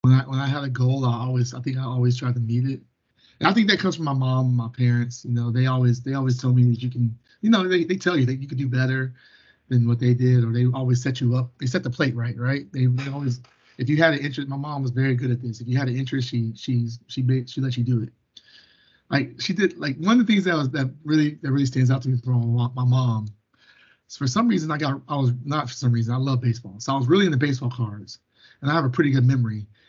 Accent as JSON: {"language": "English", "town": "Arlington", "region": "Texas", "country": "United States", "tie": "born or raised there", "said": "I was born in Arlington, Texas, which is a suburb of Dallas, Texas"}